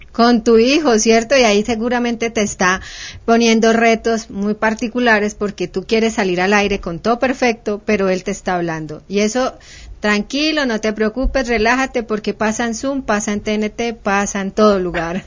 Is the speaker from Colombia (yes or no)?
yes; Cali, Valle del Cauca, Colombia; yo soy caleña, conozco Palmira